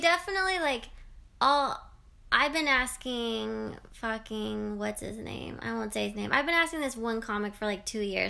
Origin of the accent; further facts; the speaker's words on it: Canada; I'm a Canadian.